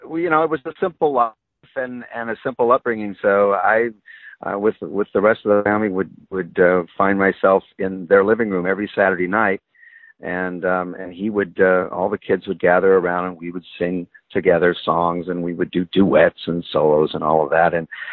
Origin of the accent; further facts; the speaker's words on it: Nebraska, United States; because I was raised in the Midwest, in Nebraska